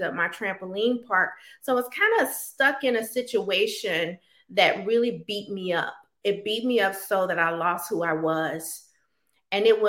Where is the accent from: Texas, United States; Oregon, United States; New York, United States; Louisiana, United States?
Louisiana, United States; Baton Rouge; moved away as an adult; I'm originally from Baton Rouge, Louisiana. I am a product of mostly a single parent home where I watched my mom struggle to make ends meet financially.